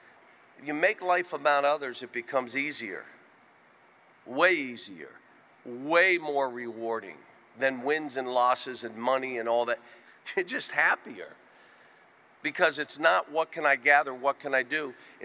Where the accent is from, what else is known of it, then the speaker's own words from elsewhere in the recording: Western Pennsylvania, United States; moved away as an adult; now in Kentucky, United States; the mountains and the hollows and all, that's how I grew up in Western PA